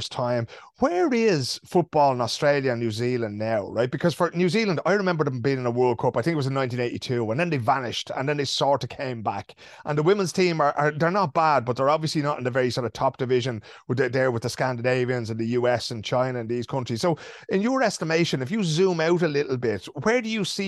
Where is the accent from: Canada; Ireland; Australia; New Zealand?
Ireland; Dublin, Leinster; when we were growing up in Dublin